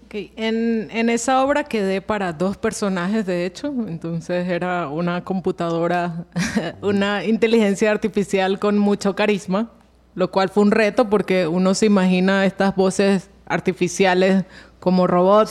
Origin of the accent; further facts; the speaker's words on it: Venezuela; now in Colombia; yo soy de Venezuela